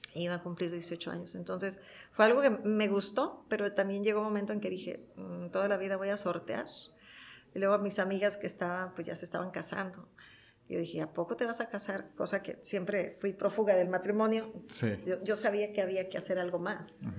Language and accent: Spanish; Tijuana, Baja California, Mexico; Nacida en Tijuana, creada en Tijuana toda mi vida en Tijuana